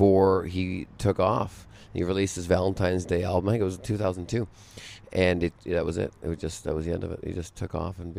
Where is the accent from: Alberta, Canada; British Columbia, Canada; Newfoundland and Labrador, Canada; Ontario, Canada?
British Columbia, Canada; Vancouver; moved away as an adult; now in Las Vegas, United States; I'm from Canada, so Vancouver